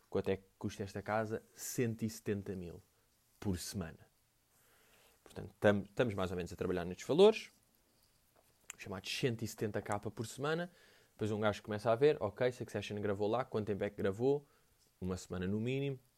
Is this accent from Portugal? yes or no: yes; Portugal; Um, tipo, eu vim de Portugal para ver isso aí.